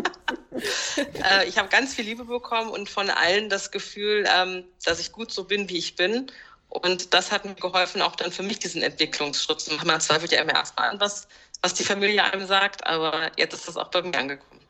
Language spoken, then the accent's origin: German; Germany; ich bin auch hier geboren.